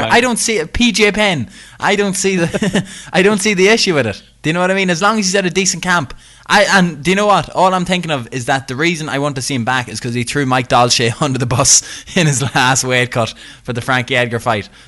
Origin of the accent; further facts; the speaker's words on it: northeast of Ireland, Ireland; I'm from the north of, Ireland. I don't live in Northern Ireland. Yeah, I'm from, from the northeast of Ireland.